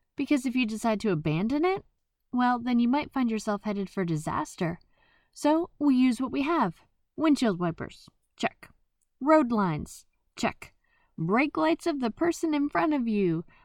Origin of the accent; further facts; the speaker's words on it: New Jersey, United States; I am from Jersey.